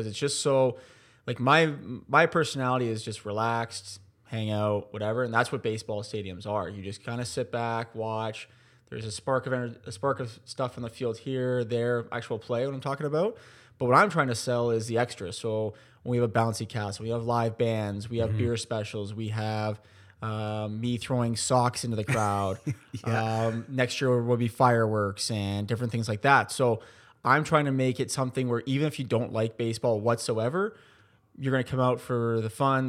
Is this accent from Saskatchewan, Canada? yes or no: no; Burlington, Ontario, Canada; We came from Burlington in 2018, where I actually born and raised.